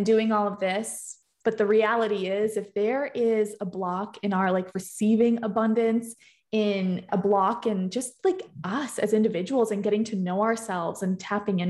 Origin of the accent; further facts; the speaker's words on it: Boston, Massachusetts, United States; I'm from Boston